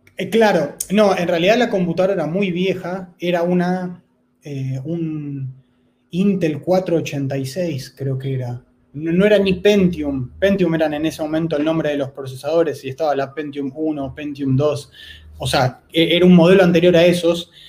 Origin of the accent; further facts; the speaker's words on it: Buenos Aires, Argentina; soy de Buenos Aires, Argentina